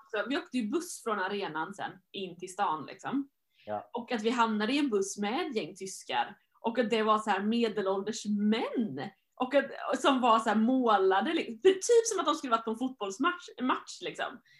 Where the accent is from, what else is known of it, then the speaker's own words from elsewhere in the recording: Sweden; jag var svensk